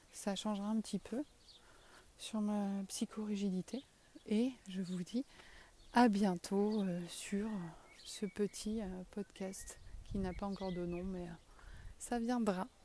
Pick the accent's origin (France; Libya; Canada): France; south-west France; accent: south-western French; moi et mon accent du sud-ouest, on vous souhaite une bonne journée